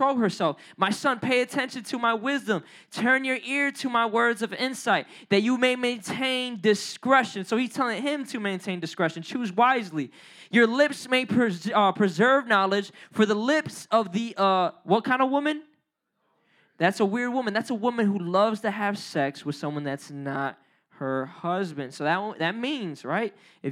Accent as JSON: {"language": "English", "country": "Puerto Rico", "said": "I'm Puerto Rican. I know I don't look like it, but I'm Puerto Rican."}